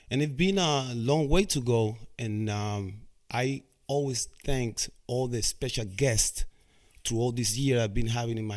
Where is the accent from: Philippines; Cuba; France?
Cuba; English is a second language; moved away; when I came from Cuba in 1998.